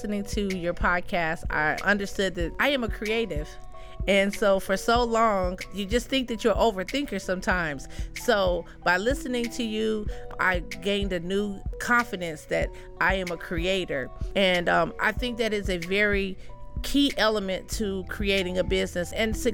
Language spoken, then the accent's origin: English; Colorado, United States; also born or lived in Virginia; now in Fleming Island, United States; I'm from Colorado